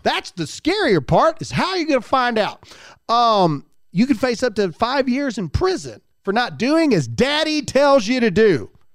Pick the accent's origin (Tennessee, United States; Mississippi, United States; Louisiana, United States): Mississippi, United States; now in South Carolina, United States; I was born and raised in Mississippi, but I choose South Carolina.